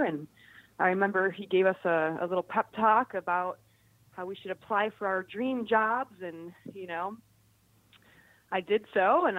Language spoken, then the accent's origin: English; Cleveland Heights, Ohio, United States; I grew up in Cleveland Heights